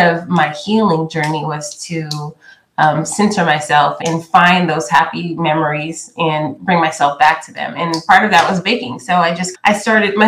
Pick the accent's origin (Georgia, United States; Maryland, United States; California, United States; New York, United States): California, United States; I grew up in California because that's where my father relocated after college